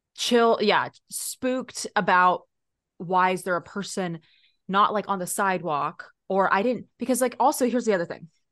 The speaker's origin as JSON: {"language": "English", "region": "Texas", "country": "United States", "tie": "born or raised there", "moved": "yes", "lives_now": "California, United States", "said": "I grew up there"}